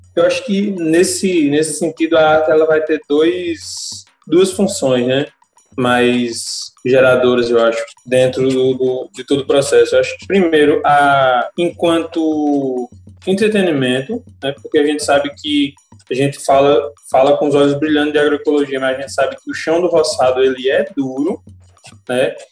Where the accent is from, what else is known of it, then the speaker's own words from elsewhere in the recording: Alagoa Nova, Paraíba, Brazil; also born or lived in Campina Grande; Me criei em Alagoa Nova, nasci em Campina, mas eu me criei desde recém-nascido na zona rural de Alagoa Nova